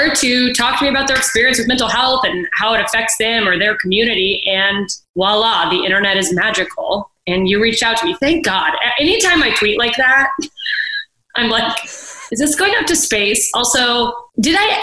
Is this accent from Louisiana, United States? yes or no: no; Alaska, United States; moved away; I grew up in Alaska